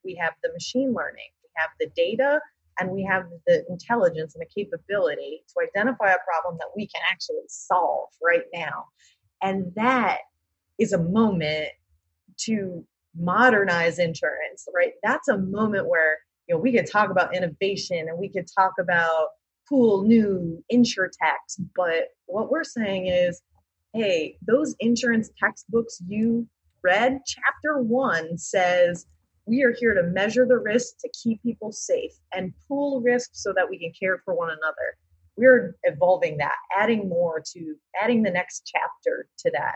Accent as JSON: {"language": "English", "town": "Hartford", "region": "Connecticut", "country": "United States", "tie": "born or raised there", "said": "I grew up in Hartford"}